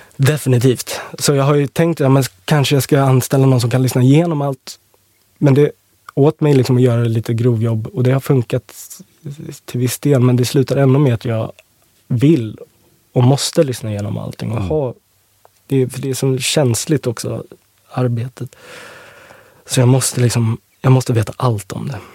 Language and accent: Swedish; Åkersberga, Stockholm County, Sweden; Jag eh, är uppvuxen eh, i Österskär, Åkersberga